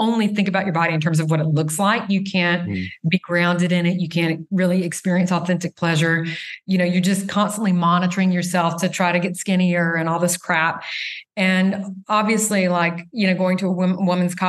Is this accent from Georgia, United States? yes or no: yes; Reidsville, Georgia, United States; moved away as an adult; also born or lived in Germany; I grew up mostly in Reedsville, but every summer we went to St. Simon's and Jekyll